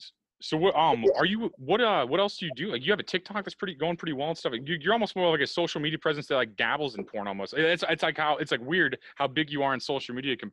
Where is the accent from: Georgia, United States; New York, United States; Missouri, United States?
Missouri, United States; I'm from Missouri